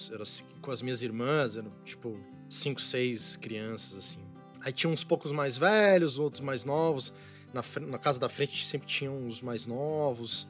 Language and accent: Portuguese; São Paulo, Brazil; eu nasci em São Paulo, no estado de São Paulo, na cidade de São uhum. Paulo, na Avenida Paulista